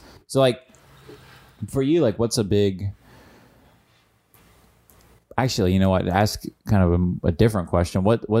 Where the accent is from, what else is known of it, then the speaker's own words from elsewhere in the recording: Illinois, United States; Reminds me of growing up in Illinois.